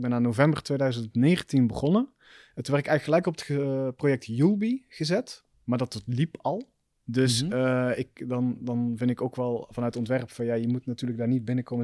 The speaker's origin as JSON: {"language": "Dutch", "town": "Roosendaal", "region": "North Brabant", "country": "Netherlands", "tie": "born or raised there", "also_born_or_lived": "Belgium / Amsterdam", "accent": "Belgian tinge", "moved": "as an adult", "said": "ik ben gewoon opgegroeid in Roosendaal"}